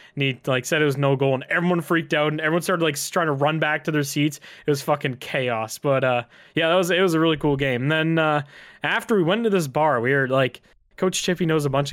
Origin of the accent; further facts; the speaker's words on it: Canada; I've been to a lot of hockey games throughout my life as a Canadian man